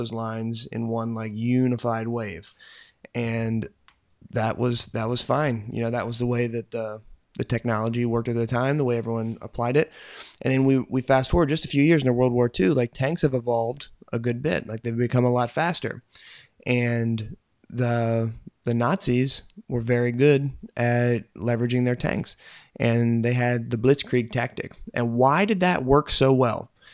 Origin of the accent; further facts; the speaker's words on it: United States; I'm an American